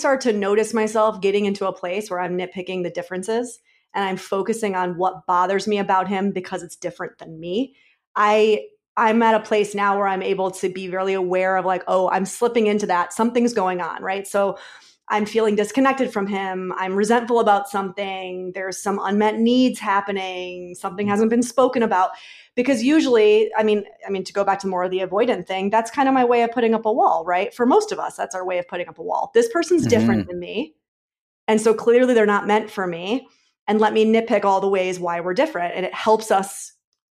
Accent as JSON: {"language": "English", "region": "New York", "country": "United States", "said": "I'm a New Yorker"}